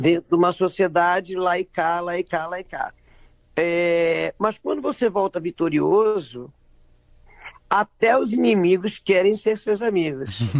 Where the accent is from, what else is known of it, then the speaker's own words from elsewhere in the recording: Belém, Pará, Brazil; na minha infância, em Belém